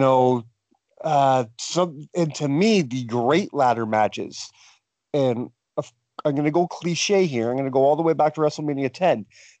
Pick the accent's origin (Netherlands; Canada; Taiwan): Canada